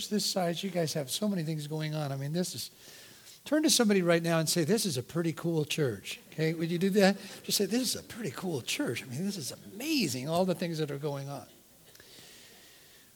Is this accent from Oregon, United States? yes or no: yes; Eugene, Oregon, United States; I grew up in Eugene, Oregon